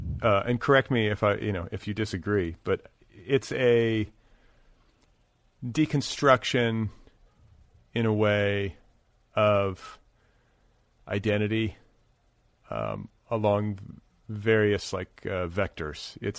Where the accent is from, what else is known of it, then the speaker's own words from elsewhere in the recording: Midwest, United States; we're both from the Midwest